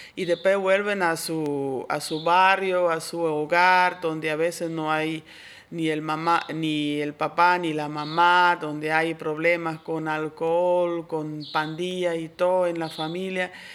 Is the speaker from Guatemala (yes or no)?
no; Switzerland; moved away as an adult; now in Santa Cruz, Bolivia; Yo originalmente soy de Suiza, pero ya vivo aquí desde casi 30 años